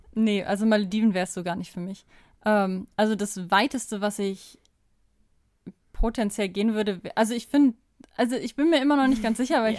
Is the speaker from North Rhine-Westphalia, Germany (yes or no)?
yes; Kamen, North Rhine-Westphalia, Germany; moved away as an adult; also born or lived in Unna / Bielefeld / Kassel; ich bin in Kamen aufgewachsen, in besagtem Mehrgenerationenhaushalt